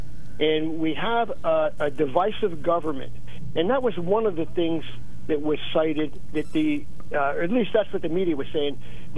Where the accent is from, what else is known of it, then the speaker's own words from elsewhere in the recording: South Williamsport, Pennsylvania, United States; now in Bloomsburg, United States; I grew up in South Williamsport when they were building what they called a beltway there, which was an improvement of Route 220 through Williamsport.